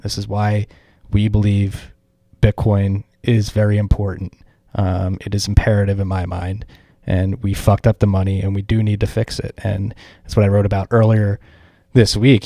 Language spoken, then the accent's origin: English; Philadelphia, Pennsylvania, United States; moved away; Philadelphia, my hometown